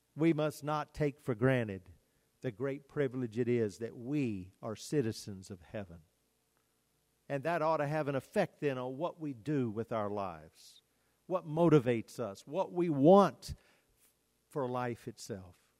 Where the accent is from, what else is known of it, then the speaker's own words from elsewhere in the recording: United States; as Americans, we, we are so blessed to live in the United States